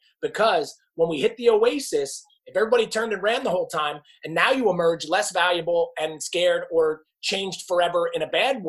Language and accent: English; New Jersey, United States; I am from New Jersey. We lived right outside New York City